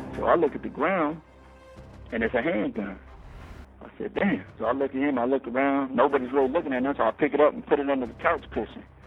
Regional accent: Denver, Colorado, United States; now in Michigan, United States; I come from Denver, Colorado, and uh, I'm white. I grew up in a black neighborhood

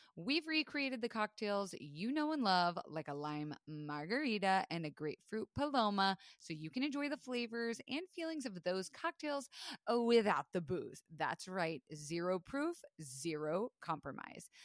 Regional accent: Florida, United States; I was raised in Florida

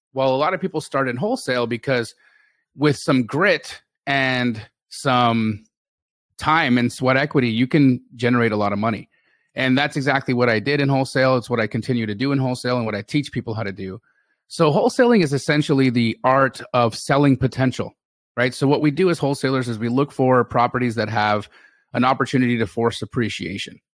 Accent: Calgary, Alberta, Canada; moved away as an adult; also born or lived in Los Angeles, California; now in Phoenix, United States; I grew up in Calgary, Alberta, and I stayed in Alberta until about two thousand and eight

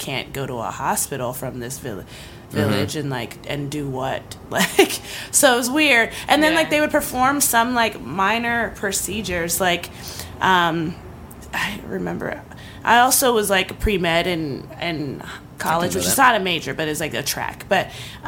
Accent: East Coast, United States; now in Santa Monica, United States; growing up on the East Coast

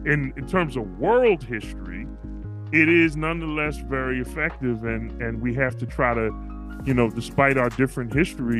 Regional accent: United States; that's where I'm from. I'm from the United States.

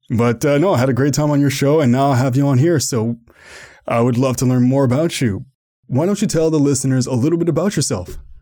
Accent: Canada; I'm from Canada

